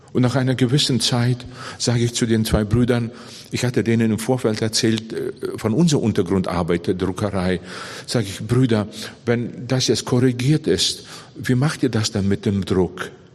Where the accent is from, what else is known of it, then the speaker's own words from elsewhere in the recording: Bavaria, Germany; bei uns in Bayern